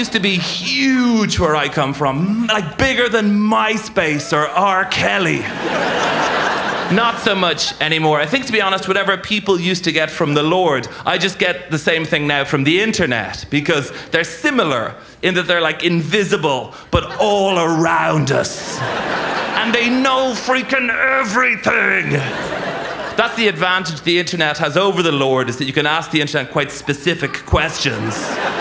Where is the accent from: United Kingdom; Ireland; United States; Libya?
Ireland; Dublin, Leinster; I'm from Dublin City.